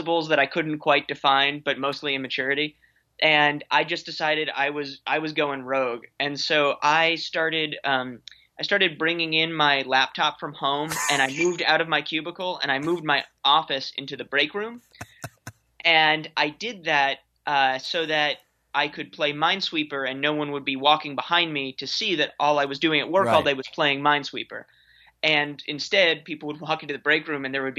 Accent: New York City, New York, United States; moved away as an adult; also born or lived in Washington, D.C.; I grew up in New York City

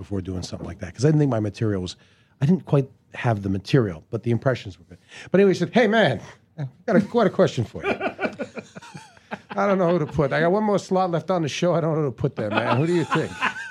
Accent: Canada; But I do because I'm Canadian, and we all help each other there, and we're just so fucking polite.

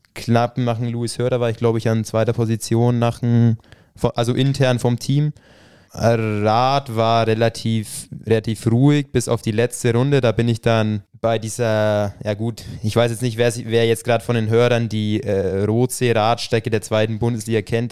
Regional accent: Ruppmannsburg, Bavaria, Germany; Bin aus dem schönen Ruckmannsburg. Wird jetzt wahrscheinlich nicht wirklich vielen von euch irgendwas sagen. Das ist in der Nähe von Talmessing, ein kleiner Ort

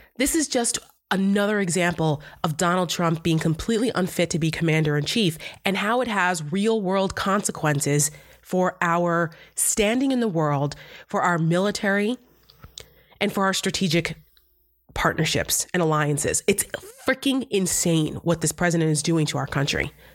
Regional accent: New Jersey, United States; I'm from Jersey

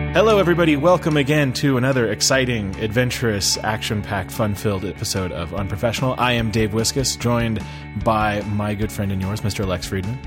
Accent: Colorado, United States; also born or lived in Denver; I grew up in Colorado

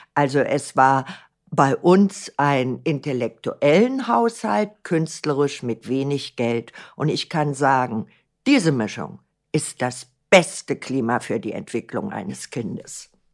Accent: Berlin, Germany; ich bin ein Berliner Kind. Ich bin in Berlin geboren

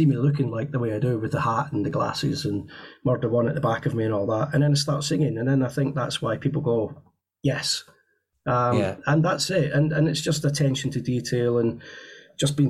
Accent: United Kingdom; being British

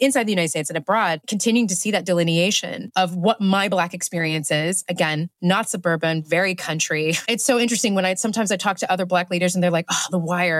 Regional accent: Nigeria; also born or lived in Ethiopia; I grew up in Nigeria. I grew up in Ethiopia.

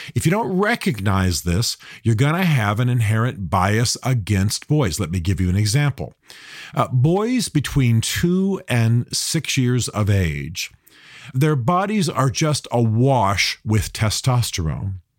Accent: United States; I'm a Christian. I'm an American.

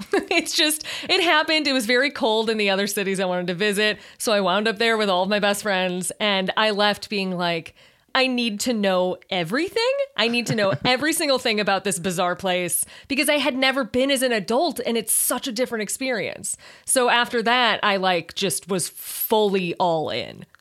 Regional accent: Chicago, Illinois, United States; I'm from Chicago

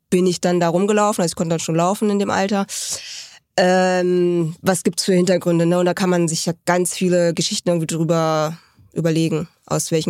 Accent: Seoul, South Korea; born there; Äh, ich komme aus Südkorea, Seoul.

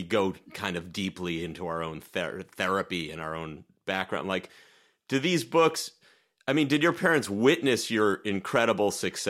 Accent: Massachusetts, United States; We're both from Massachusetts.

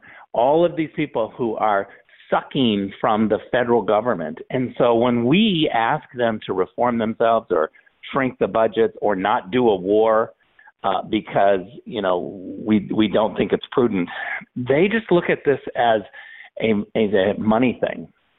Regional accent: California, United States; also born or lived in Berlin; I'm a Californian

